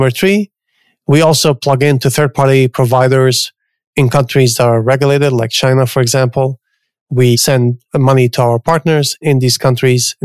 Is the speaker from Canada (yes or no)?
yes; Canada; moved away as an adult; also born or lived in New York; now in San Francisco, United States; I grew up in Canada. I went to school in Canada